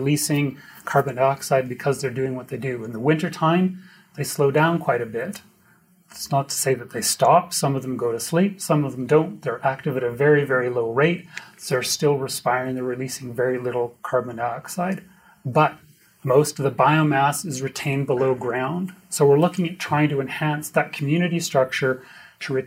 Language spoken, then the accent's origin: English; Edmonton, Alberta, Canada; I'm from Edmonton